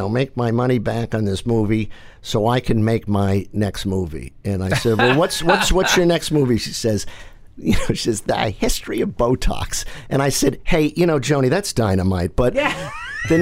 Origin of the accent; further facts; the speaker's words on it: Massachusetts, United States; growing up in Massachusetts, we were all about service